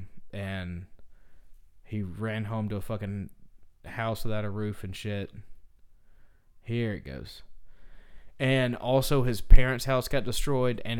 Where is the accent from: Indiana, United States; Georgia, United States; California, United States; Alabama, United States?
Georgia, United States; Fortson; I grew up in Fortson, Georgia, in Harris County, Georgia